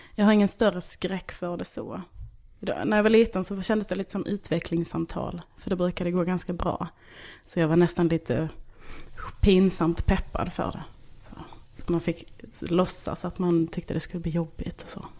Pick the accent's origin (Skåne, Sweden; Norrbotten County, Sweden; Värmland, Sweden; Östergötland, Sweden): Skåne, Sweden; Bjärnum; moved away as an adult; also born or lived in Kristianstad / Malmö; now in Stockholm, Sweden; Jag är från en by utanför Hässleholm som heter Bjärnum.